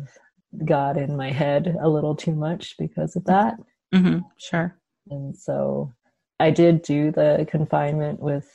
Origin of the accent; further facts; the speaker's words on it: Canada; I grew up in Canada, but I was raised with a lot of Chinese traditions